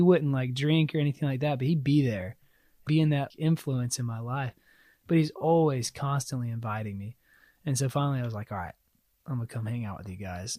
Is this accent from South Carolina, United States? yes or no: yes; South Carolina, United States; moved away; I grew up in South Carolina, so the Bible Belt.